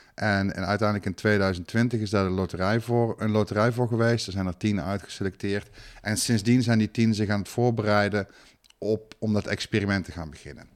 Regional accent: Netherlands; ik ben Nederlander

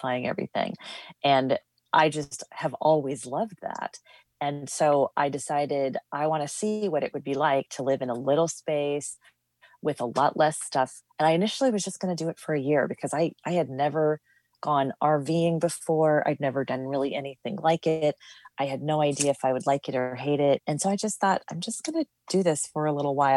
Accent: North Dakota, United States; moved away; also born or lived in Minneapolis, Minnesota; I grew up in North Dakota and have lived a whole bunch of places.

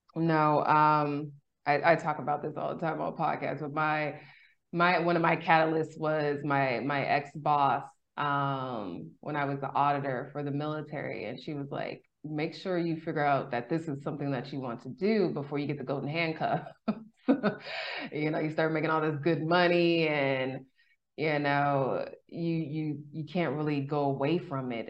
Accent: California, United States; moved away; also born or lived in Texas; I'm from California

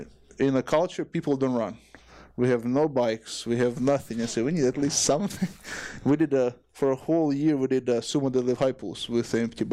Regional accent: Ukraine; English is a second language; I was thinking about Ukraine because I was from Ukraine

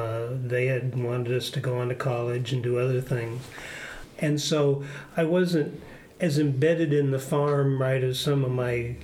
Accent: Lenox, Iowa, United States; Well, I grew up in Adams County. I went to high school in Lenox, Iowa, down in southwest Iowa.

